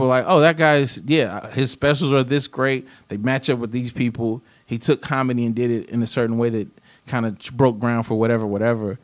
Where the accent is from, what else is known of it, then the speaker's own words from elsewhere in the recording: the South, United States; I'm from the South